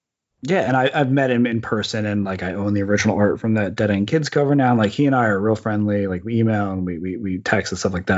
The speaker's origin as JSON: {"language": "English", "region": "New Jersey", "country": "United States", "tie": "born or raised there", "said": "I grew up in New Jersey across the bay from the south tip of Manhattan where the World Trade Center"}